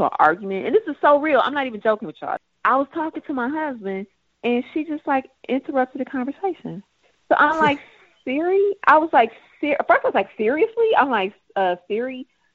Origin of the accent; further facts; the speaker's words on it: Hamtramck, Michigan, United States; also born or lived in Rochester Hills, Michigan; I grew up in Hamtramck, Michigan, and then Rochester Hills.